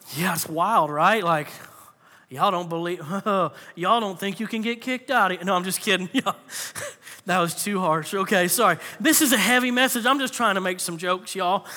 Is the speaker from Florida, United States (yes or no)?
yes; Florida, United States; I grew up in Florida